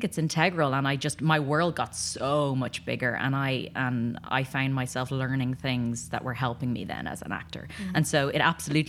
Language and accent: English; Ireland; also born or lived in London; now in Los Angeles, United States; So I came from Ireland via London to LA and as an actor, trained in London, and then came out here